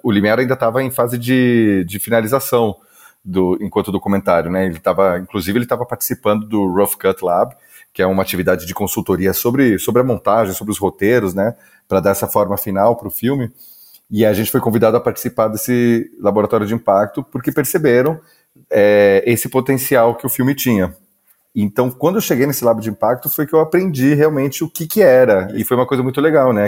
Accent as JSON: {"language": "Portuguese", "town": "Campinas", "region": "São Paulo", "country": "Brazil", "tie": "born or raised there", "moved": "yes", "lives_now": "Campinas, Brazil", "said": "voltei para Campinas, que é a minha cidade natal"}